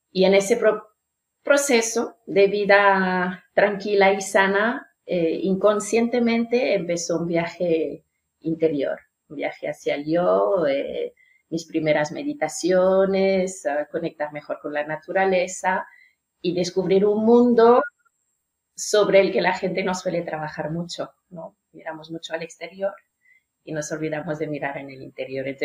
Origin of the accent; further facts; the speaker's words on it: France; first language French; Spanish is a second language; Yo soy francesa de lengua nativa y he trabajado mucho en recepción de hoteles, cara al público.